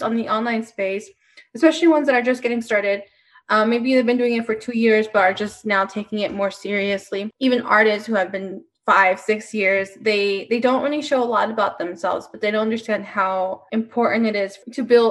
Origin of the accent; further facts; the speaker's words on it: Denver, Colorado, United States; I'm from Denver